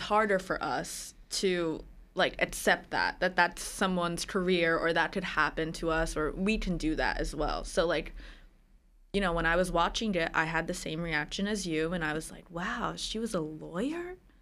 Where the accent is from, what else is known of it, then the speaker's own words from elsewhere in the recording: New Jersey, United States; also born or lived in Philadelphia; I grew up in New Jersey